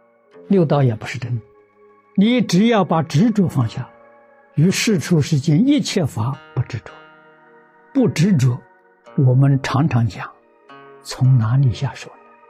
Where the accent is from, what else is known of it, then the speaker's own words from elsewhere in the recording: China; 我们中国人讲对立，有我就有人，有善就有恶，有真就有假，那总是对立的。